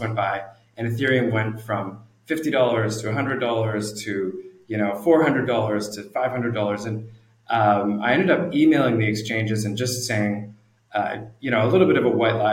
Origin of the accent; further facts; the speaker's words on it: Canada; moved away as an adult; also born or lived in New Zealand; now in Singapore; I'm originally Canadian. I uh, grew up in Canada, lived there for many years